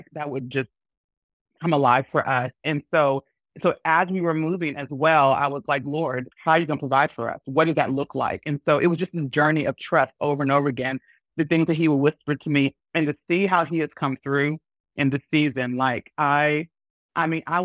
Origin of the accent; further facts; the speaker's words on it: Alabama, United States; moved away as an adult; also born or lived in Washington, D.C. / Tennessee / Huntsville; now in Iceland; I was born in the States, you know, born and majority of my time raised in Alabama, lived a little bit in the DC area and in Tennessee